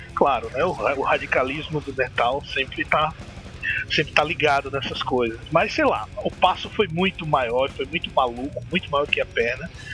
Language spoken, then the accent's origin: Portuguese; Maceió, Alagoas, Brazil; sou de Maceió, Alagoas, Nordestão